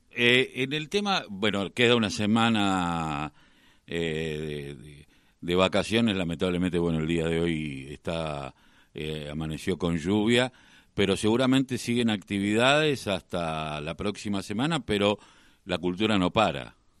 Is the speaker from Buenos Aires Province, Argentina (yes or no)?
yes; Quilmes, Buenos Aires Province, Argentina; yo soy de Quilmes